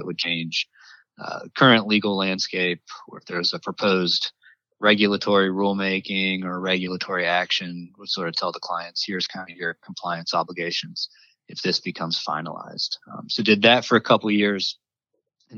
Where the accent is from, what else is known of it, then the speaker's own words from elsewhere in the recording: North Carolina, United States; moved away as an adult; now in Washington, D.C., United States; I'm originally from North Carolina